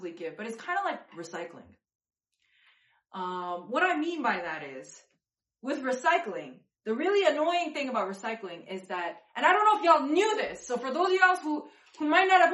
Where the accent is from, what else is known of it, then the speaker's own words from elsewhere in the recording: New York, United States; I'm a New Yorker